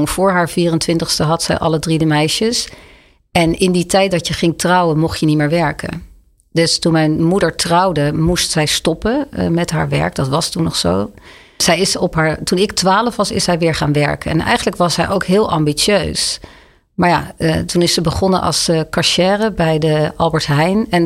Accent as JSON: {"language": "Dutch", "town": "Leiden", "region": "South Holland", "country": "Netherlands", "tie": "born or raised there", "also_born_or_lived": "Oegstgeest", "moved": "as an adult", "lives_now": "Amsterdam, Netherlands", "said": "In Leiden."}